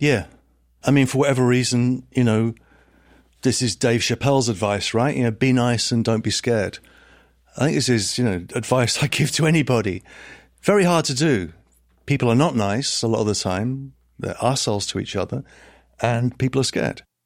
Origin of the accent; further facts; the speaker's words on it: Letchworth Garden City, East of England, United Kingdom; also born or lived in Liverpool / Brooklyn, New York; now in New York, United States; I grew up in a town called Letchworth Garden City, which is, uh, about thirty miles north of London